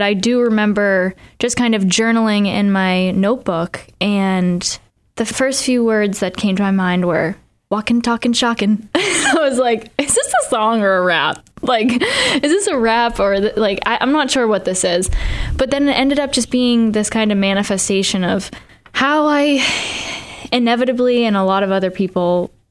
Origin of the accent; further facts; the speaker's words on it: Boston, Massachusetts, United States; I'm not from the South. Like I'm from Boston